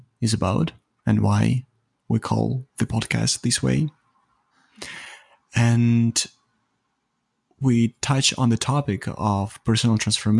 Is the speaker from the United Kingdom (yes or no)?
no; Ukraine; English is a second language; now in Toronto, Canada; I live in Toronto, Canada, but I was not born here. Mm. I was born in Eastern Europe. Originally, I'm from Ukraine. And then we traveled quite a lot and we ended up here in Canada.